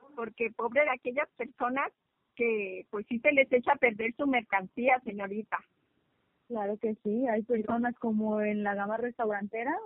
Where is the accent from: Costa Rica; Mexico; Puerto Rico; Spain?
Mexico; somos mexicanas